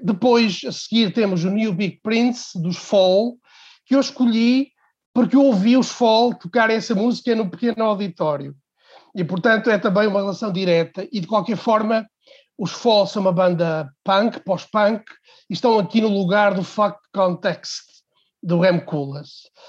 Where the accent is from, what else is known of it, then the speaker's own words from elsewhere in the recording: Portugal; Eu sou de uma cidade pequena, sou de Real, uma cidade hum, parada no tempo